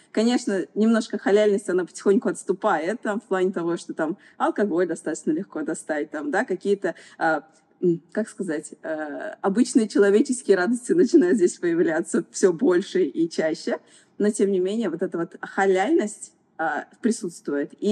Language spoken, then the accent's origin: Russian; Kazan, Tatarstan, Russia; now in Dubai, United Arab Emirates; Я вообще приехала из Казани. Путешествовала очень много, пыталась найти свою страну. И вот пять лет как живу в Эмиратах и строю свою жизнь здесь.